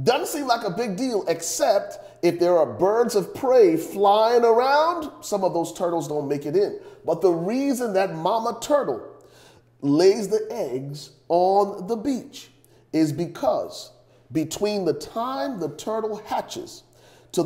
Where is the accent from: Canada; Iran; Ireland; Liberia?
Liberia; now in Dallas, United States; growing up in Liberia. And y'all know I'm originally from Liberia, West Africa